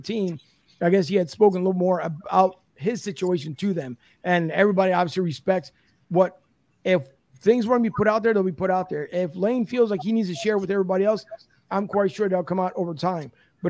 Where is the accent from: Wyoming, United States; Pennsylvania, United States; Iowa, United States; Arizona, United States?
Pennsylvania, United States; Philadelphia; moved away; I love Philly, born and raised there, absolutely love it, will be my hometown forever no matter where I live.